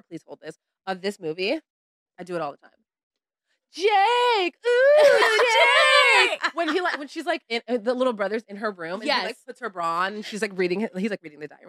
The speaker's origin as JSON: {"language": "English", "region": "California", "country": "United States"}